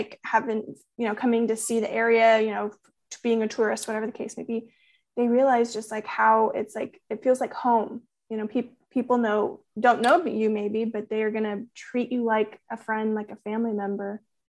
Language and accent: English; Comfort, Texas, United States; I grew up in Kendall County, I grew up in Comfort. So I've lived here my whole life. So, basically my whole life.